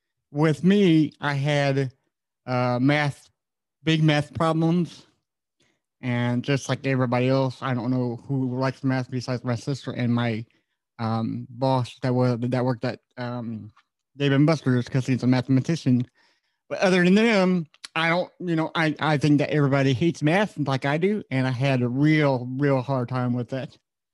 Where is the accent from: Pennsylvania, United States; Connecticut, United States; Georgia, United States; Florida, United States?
Florida, United States; also born or lived in Virginia / Austin, Texas; Florida and Virginia were like the main two places we live mostly at. I was born in Austin, Texas, so I don't remember it.